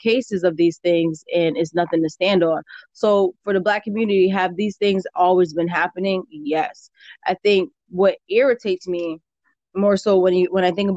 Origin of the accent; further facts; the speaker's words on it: Hartford, Connecticut, United States; I grew up in Hartford